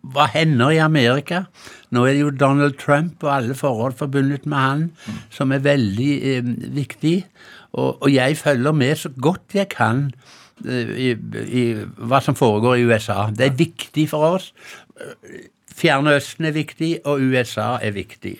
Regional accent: Hjelmeland, Rogaland, Norway; now in Sandefjord, Norway; der jeg kommer fra opprinnelig, mm. Hjelmeland i Ryfylke

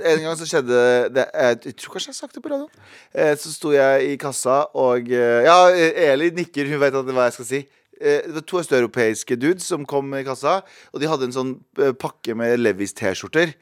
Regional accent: Mysen, Østfold, Norway; moved away; also born or lived in Trondheim; mesteparten av ungdomstiden min husker jeg fra Mysen

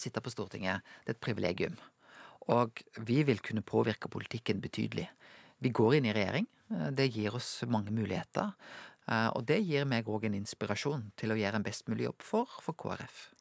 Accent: Norway; Jeg er jo en nordmann

